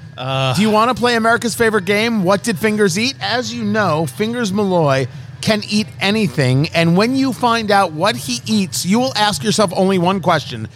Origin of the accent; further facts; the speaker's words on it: United States; also born or lived in Brooklyn, New York / New Jersey; I come from Brooklyn and Jersey